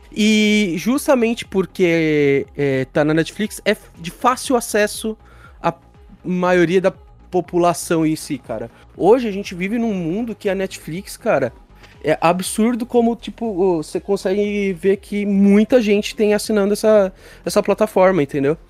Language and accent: Portuguese; Brazil; aqui no Brasil